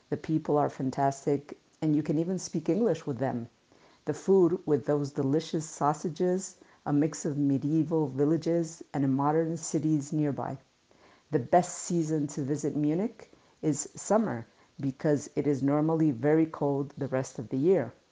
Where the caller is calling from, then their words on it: El Puerto de Santa María, Andalusia, Spain; Os escucho, fijaros, desde el puerto de Santa María, en Cádiz.